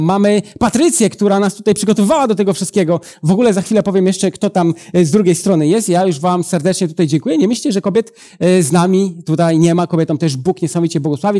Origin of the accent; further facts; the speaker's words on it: Przysucha, Masovian Voivodeship, Poland; also born or lived in Italy; now in Łódź, Poland; ja pochodzę z Podradomia, z takiej małej miejscowości Przysłucha, ale teraz e, na co dzień mieszkam w Łodzi